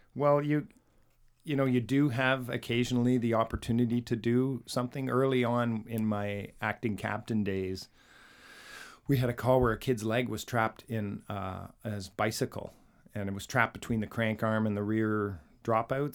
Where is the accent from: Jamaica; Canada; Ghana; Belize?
Canada; we're from Canada